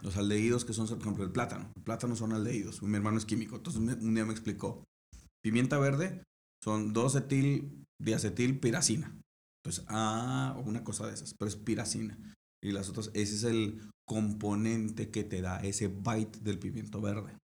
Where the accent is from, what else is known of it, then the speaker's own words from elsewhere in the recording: Monterrey, Nuevo León, Mexico; also born or lived in Switzerland; como regios